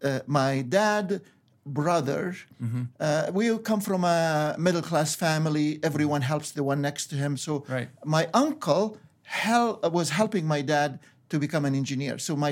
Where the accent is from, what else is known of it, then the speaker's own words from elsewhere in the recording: Egypt; born there; Well, I was born in Egypt, and as you referred to, and to a Coptic Christian family.